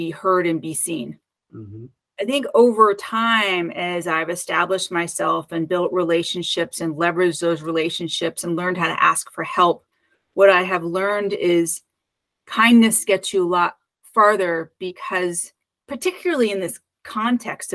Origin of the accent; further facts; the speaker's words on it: Connecticut, United States; also born or lived in New York / Los Angeles / San Francisco Bay Area; now in Oakland, United States; I was born and raised in Connecticut